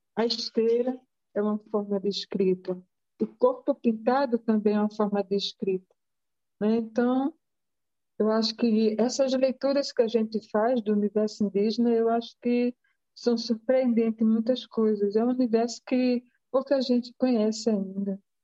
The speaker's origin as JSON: {"language": "Portuguese", "region": "Rio Grande do Norte", "country": "Brazil", "said": "eu sou nordestina, meu pai é de Pernambuco, eu sou do Rio Grande do Norte, minha mãe é do Rio Grande do Norte"}